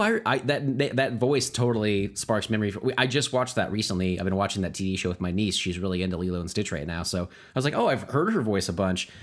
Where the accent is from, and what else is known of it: United States